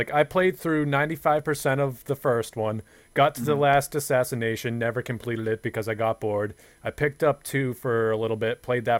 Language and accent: English; Boston, Massachusetts, United States; it because we're from Boston, Zach?